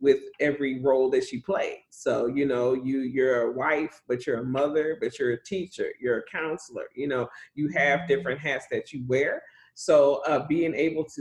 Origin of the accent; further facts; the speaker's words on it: Chicago, Illinois, United States; now in Texas, United States; I grew up in Chicago. I grew up as a little girl on the West Side. Then we got moved out.